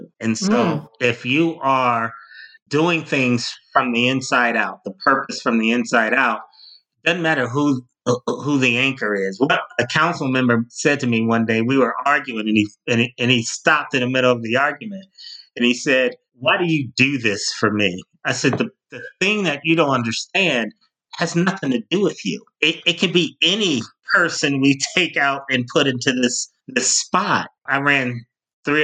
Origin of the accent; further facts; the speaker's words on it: Cleveland, Ohio, United States; managing campaigns locally in my hometown of Cleveland, Ohio.